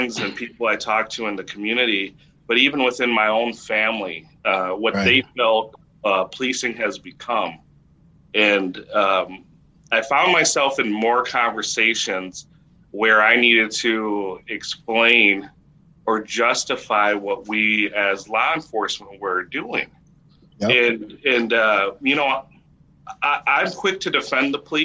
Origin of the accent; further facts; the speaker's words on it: Minneapolis, Minnesota, United States; also born or lived in Chicago; I grew up in Minneapolis. I grew up on the south side of Minneapolis